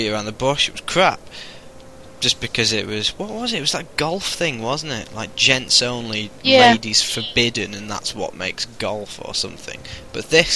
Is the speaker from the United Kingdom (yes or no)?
yes; United Kingdom